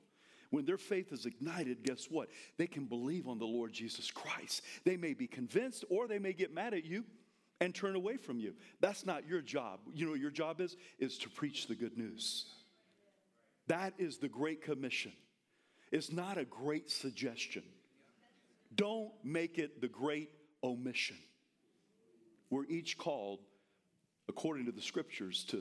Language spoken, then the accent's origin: English; the South, United States; I'm from the South.